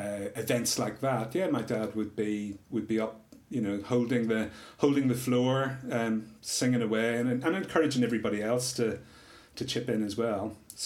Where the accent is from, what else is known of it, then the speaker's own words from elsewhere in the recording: Northern Ireland, United Kingdom; I was growing up in Northern Ireland, where there was a lot of other crap that people had to deal with.